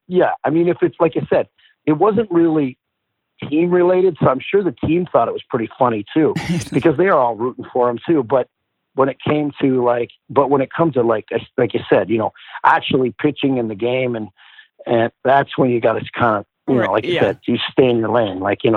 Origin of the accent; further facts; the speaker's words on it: Porcupine Plains, Saskatchewan, Canada; I felt like I was lucky that I got to be there